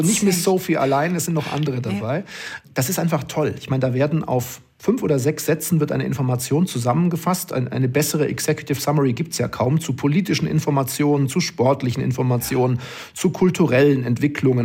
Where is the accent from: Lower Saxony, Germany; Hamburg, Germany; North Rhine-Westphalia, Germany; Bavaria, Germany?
Bavaria, Germany; Oberstdorf; moved away as an adult; now in Duisburg, Germany; ich bin die ersten 20 Jahre meines Lebens äh, in Oberstdorf aufgewachsen